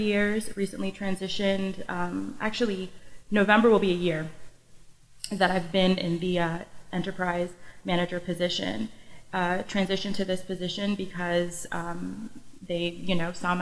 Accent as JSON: {"language": "English", "region": "Connecticut", "country": "United States", "also_born_or_lived": "North Carolina", "said": "I'm from Connecticut, but then I went to North Carolina for school and then came home"}